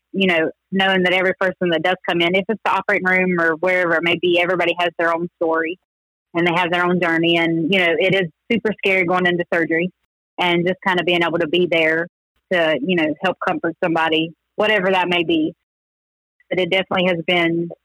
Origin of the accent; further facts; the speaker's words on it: Taylorsville, North Carolina, United States; we are from North Carolina, a little place called Taylorsville